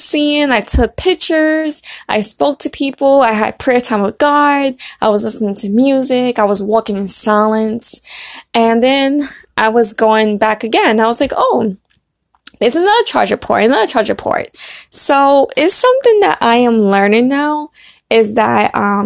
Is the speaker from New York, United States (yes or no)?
yes; Brooklyn, New York, United States; moved away; I was born in Brooklyn, so, you know, I had to go back to my roots